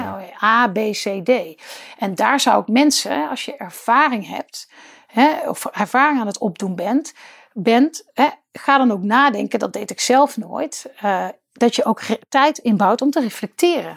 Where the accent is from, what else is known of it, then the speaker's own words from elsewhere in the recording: Netherlands; als Nederlanders op dat kleine stukje land